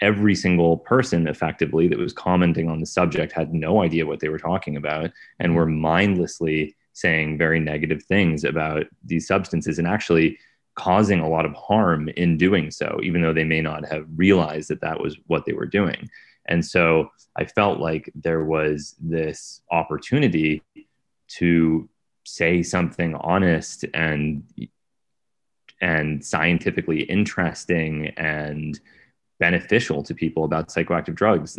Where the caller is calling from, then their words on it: Brooklyn, New York, United States; I'm in Brooklyn, New York.